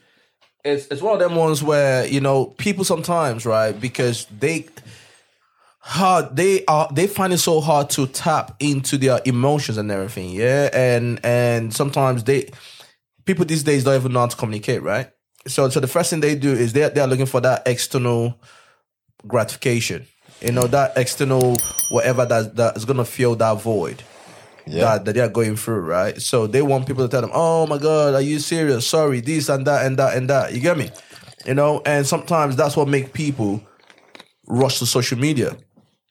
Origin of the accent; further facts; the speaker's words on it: Nigeria; now in United Kingdom; we are from Nigeria